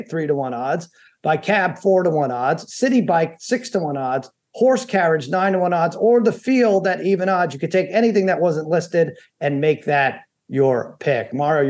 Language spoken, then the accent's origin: English; New York City, New York, United States; Yes, I was born in Brooklyn.